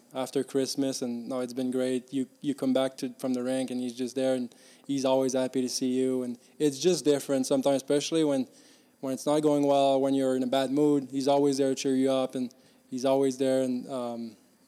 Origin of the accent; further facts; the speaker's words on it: Victoriaville, Quebec, Canada; moved away; I grew up in Victoriaville where there's a Q team